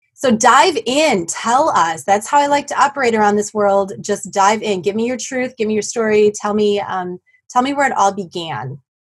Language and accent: English; Black Earth, Wisconsin, United States; near my hometown of Black Earth